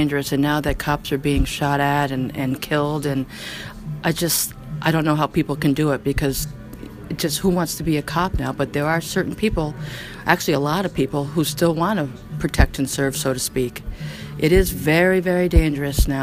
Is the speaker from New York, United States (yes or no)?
yes; New York, United States; now in Nashua, United States; I applied to the New York State Police because I'm from New York